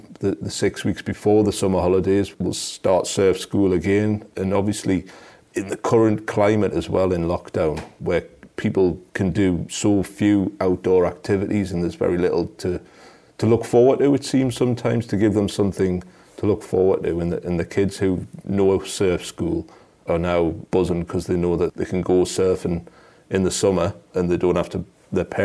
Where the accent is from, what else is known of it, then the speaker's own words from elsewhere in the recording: South Shields, North East England, United Kingdom; I'm from South Shields, I live here, and these kids are all local